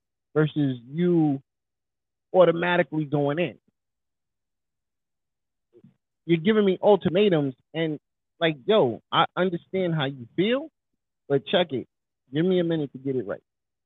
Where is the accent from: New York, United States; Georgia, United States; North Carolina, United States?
New York, United States; I'm from New York.